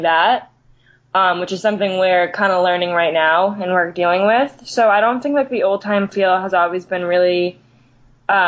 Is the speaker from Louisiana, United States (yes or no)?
no; Exeter, New Hampshire, United States; now in Boston, United States; I grew up in Exeter